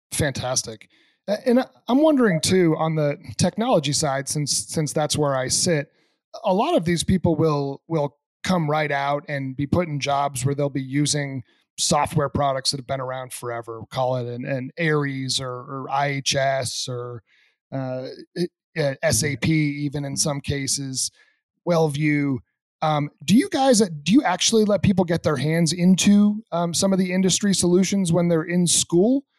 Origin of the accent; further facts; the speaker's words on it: New England, United States; I grew up in in the Northeast in New England.